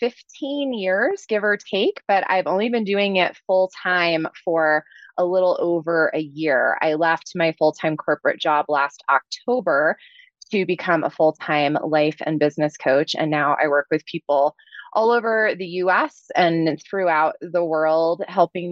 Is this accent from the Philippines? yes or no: no; New Jersey, United States; moved away; I'm originally from New Jersey, so I'm a little bit of a fast talker